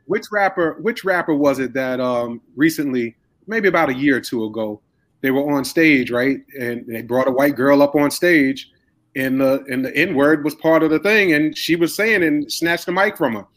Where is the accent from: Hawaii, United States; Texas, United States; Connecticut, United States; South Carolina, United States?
South Carolina, United States; Spartanburg; moved away; me coming from Spartanburg as well, moving up here